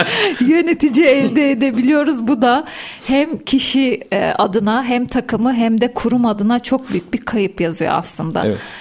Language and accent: Turkish; Soma, Manisa, Turkey; 1979 Manisa Soma doğumluyum